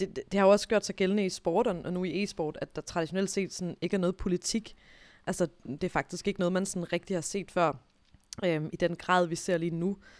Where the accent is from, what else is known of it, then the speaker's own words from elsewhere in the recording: Denmark; jeg som dansker